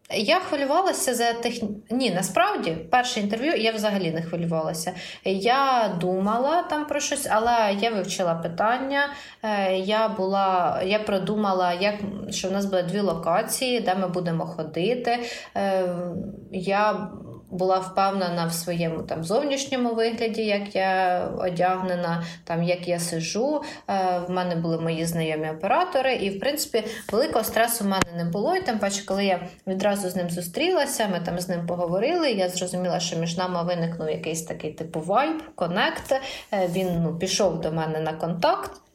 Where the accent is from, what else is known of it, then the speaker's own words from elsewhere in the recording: Poltava Oblast, Ukraine; moved away as an adult; я з Полтавщини